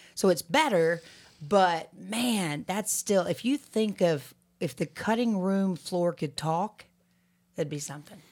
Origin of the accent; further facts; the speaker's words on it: Alabama, United States; moved away as an adult; also born or lived in Boston, Massachusetts; I'm from Alabama, right? So, and a young Alabamian